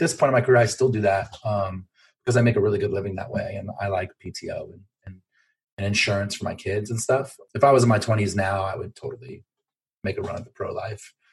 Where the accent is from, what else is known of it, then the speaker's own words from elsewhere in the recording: Los Angeles, California, United States; moved away; I'm from Los Angeles originally